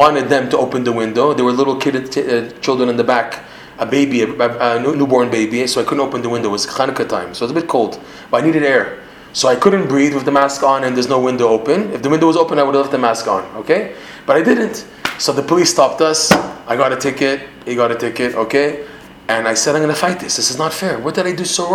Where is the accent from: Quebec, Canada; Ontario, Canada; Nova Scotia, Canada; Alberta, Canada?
Ontario, Canada; Toronto; accent: Canadian; now in Israel; I'm speaking with my Canadian accent